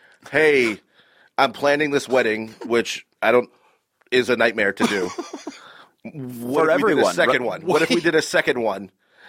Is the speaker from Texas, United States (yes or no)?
yes; Houston, Texas, United States; Clint and I grew up in Houston, Texas, down the block. So we've known each other since we were 10.